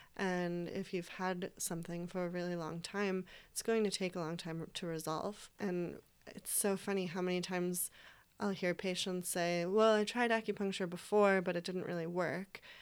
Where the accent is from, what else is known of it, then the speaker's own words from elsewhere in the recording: East Coast, United States; moved away as an adult; now in Portland, United States; we're all from the East Coast